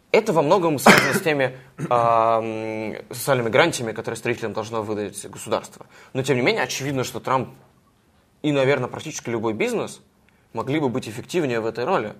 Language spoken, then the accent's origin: Russian; Russia; я из России